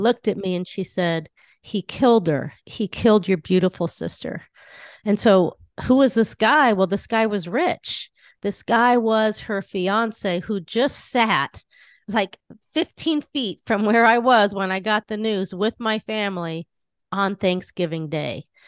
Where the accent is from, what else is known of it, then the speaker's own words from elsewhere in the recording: Southern California, United States; I grew up in Southern California